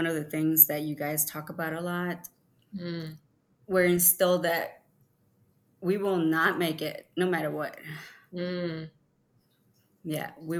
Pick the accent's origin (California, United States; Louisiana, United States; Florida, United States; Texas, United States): California, United States; moved away as an adult; also born or lived in Mexico; now in Tennessee, United States; I crossed over with my mother when I was 5 years old. I was raised in California and moved to Tennessee when I was 18 years old